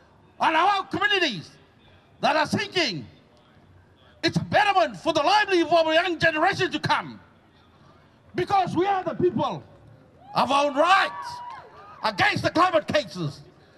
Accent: Torres Strait, Queensland, Australia; I'm from the Torres Strait, located in the northern part of Australia.

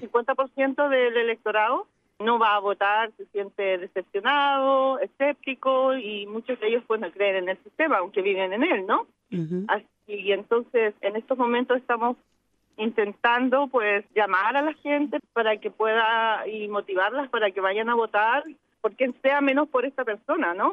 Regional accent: Chile; como chilenos

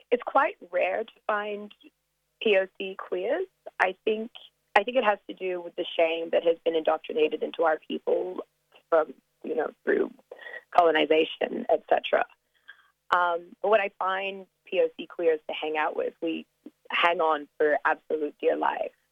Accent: Australia; accent: American international; also born or lived in South Africa; Um, well, I'm African Australian. Uh, my mom is Tanzanian, and my dad is uh, from Sydney. I went to an American school in South Africa for about five years um, and kind of grew up all over the world, so hence the little American international accent.

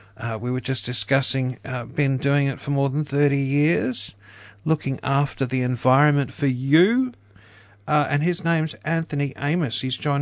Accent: Queensland, Australia; moved away as an adult; also born or lived in Victoria; now in Melbourne, Australia; as a Queenslander who's lived in Victoria now for 16 years

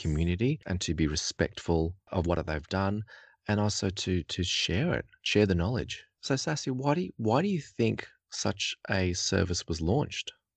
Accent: Melbourne, Victoria, Australia; I grew up in Melbourne

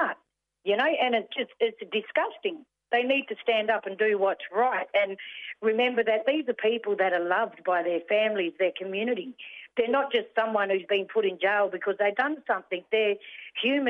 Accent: Whadjuk Noongar country, southwest of Western Australia, Australia; I'm a Yorgabilia from the Whadjuk Noongar people, you know, the southwest of WA there

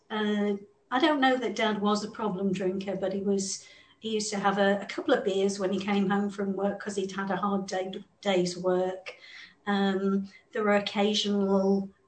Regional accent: England, United Kingdom; I grew up in England, as you can hear from the accent

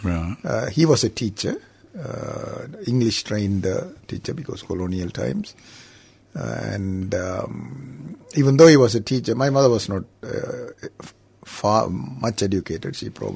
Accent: Jaffna, Northern Province, Sri Lanka; I'm born in the northern part of Sri Lanka, Jaffna

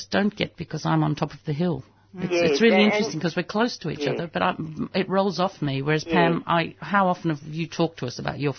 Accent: Australia; as an Australian.

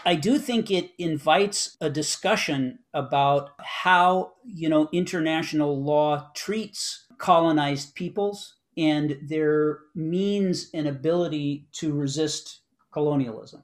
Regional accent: United States; I was born in the United States of a Palestinian father and an American mother

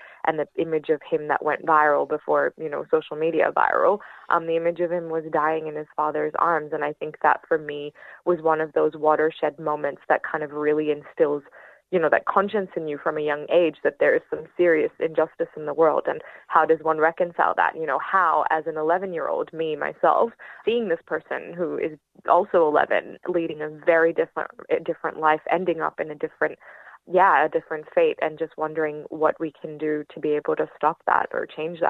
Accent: Lebanon; And so growing up in Lebanon and through the civil war, I think left quite a lot of psychological scars

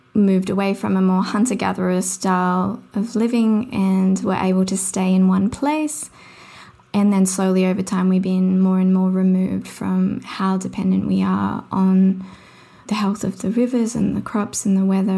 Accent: Sydney, New South Wales, Australia; I grew up in Mount Druitt in Sydney, which is sort of a low socioeconomic area

